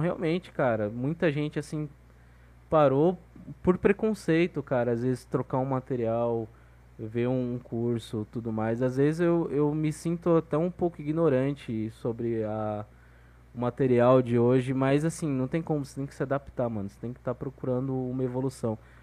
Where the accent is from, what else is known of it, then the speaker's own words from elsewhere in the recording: Guarujá, São Paulo, Brazil; also born or lived in Maceió, Alagoas; eu me criei no litoral, velho, de São Paulo, Guarujá